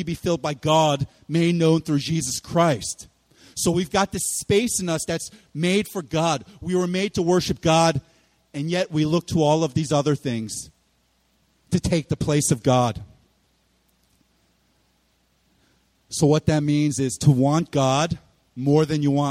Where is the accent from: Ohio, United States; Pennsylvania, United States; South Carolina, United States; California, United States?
Pennsylvania, United States; Philadelphia; I'm from Philly